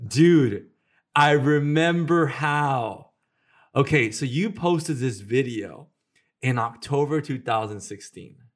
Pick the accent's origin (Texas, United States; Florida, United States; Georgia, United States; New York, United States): Texas, United States; Houston; moved away; when I was in Houston